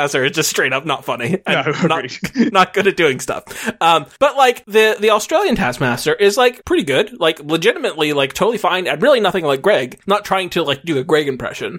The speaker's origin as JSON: {"language": "English", "country": "United States", "said": "as an American"}